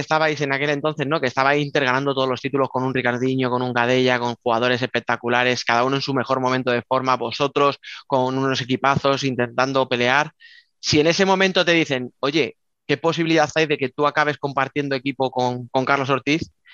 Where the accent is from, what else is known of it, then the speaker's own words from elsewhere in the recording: Albacete, Castilla-La Mancha, Spain; soy de Albacete